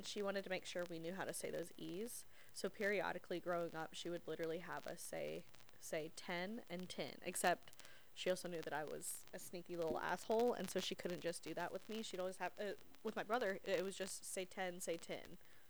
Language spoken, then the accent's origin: English; Charlotte, North Carolina, United States; They're like, what part of New York are you from? And I'm like, Charlotte?